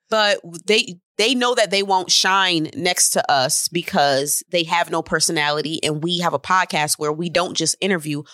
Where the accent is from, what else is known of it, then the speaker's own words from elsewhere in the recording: Syracuse, New York, United States; I'm from Syracuse